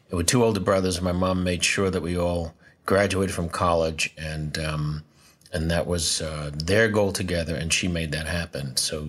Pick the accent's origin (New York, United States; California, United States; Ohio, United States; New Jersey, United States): New York, United States; New York City; I was born in New York City, Doctor's Hospital, March 14th, 1948.